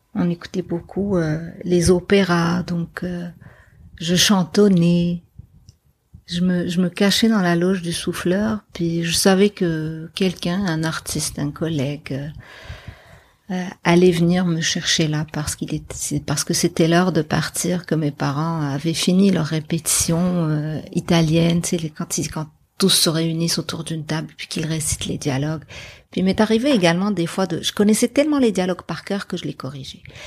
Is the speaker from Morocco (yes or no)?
yes; Casablanca, Casablanca-Settat, Morocco; moved away as an adult; now in Montreal, Canada; J'ai grandi à Casablanca. Puis euh, j'ai grandi dans le centre-ville de Casablanca